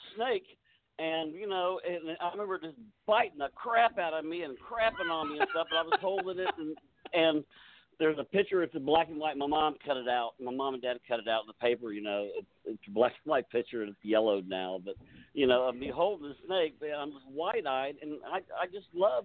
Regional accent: Tampa, Florida, United States; I was born in Tampa, Florida, and in 1952

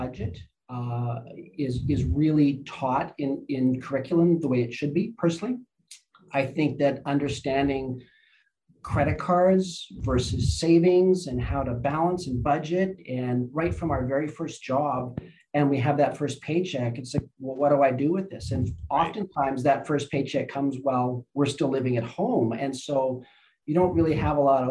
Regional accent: Lower Mainland, British Columbia, Canada; moved away as an adult; now in Okanagan, Canada; I grew up in the Lower Mainland, went to the University of British Columbia there.

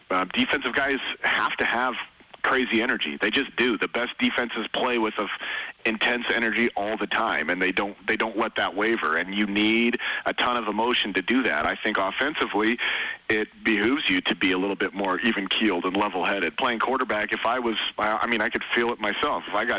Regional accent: Oregon, United States; moved away; also born or lived in Montana; I grew up in Oregon, in Oregon, so my folks were Oregon State people

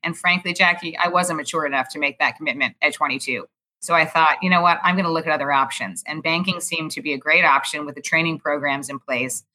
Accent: New York City, New York, United States; also born or lived in Houston, Texas; I grew up in Manhattan, actually, on the Upper East Side in, of Manhattan

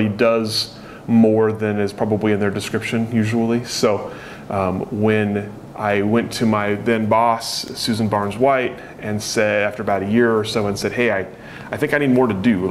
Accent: Eugene, Oregon, United States; I grew up in Eugene

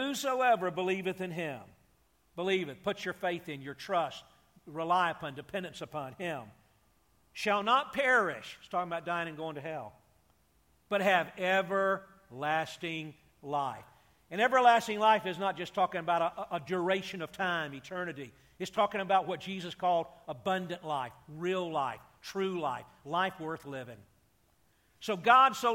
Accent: Atlanta, Georgia, United States; I grew up in Atlanta, Georgia, not too far from you guys

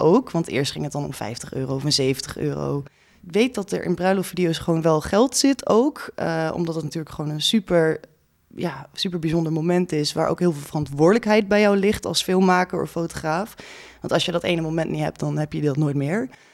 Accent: Groningen, Netherlands; now in Amsterdam, Netherlands; Ik kom uit Groningen oorspronkelijk

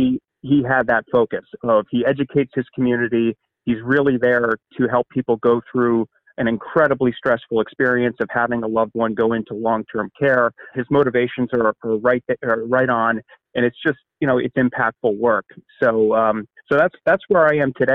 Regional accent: just outside of Harrisburg, Pennsylvania, United States; also born or lived in Midwest; I grew up just outside of Harrisburg and I went to college and law school in the Midwest, but I came back

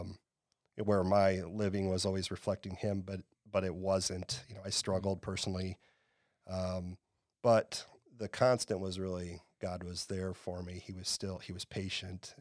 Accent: Waverly, Iowa, United States; now in Iowa City, United States; I am an Iowa native. I grew up in Northeast Iowa in a, a town called Waverly.

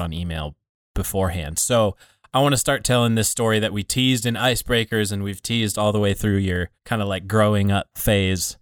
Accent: United States; also born or lived in Iowa / Montana; I grew up in pretty small town Iowa and small town Montana

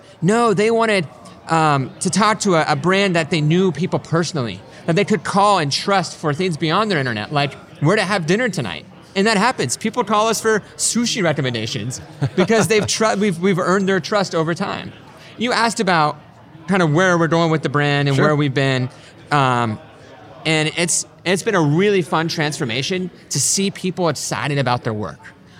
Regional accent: Colorado, United States; So we're from Colorado. We use a lot of adventuring analogies.

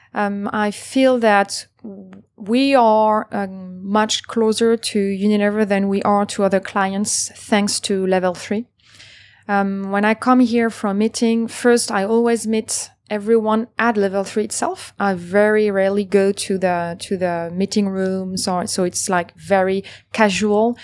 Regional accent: Paris, Île-de-France, France; moved away as an adult; now in Singapore; I was born and raised in Paris

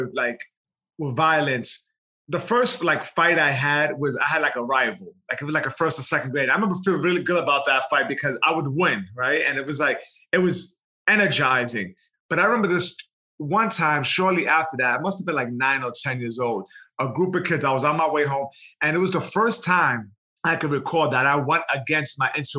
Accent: New York City, New York, United States; I was born in New York City, Lower East Side, Manhattan. From the age of 1 to 10, I grew up in the projects in Baruch, single mom with my sister

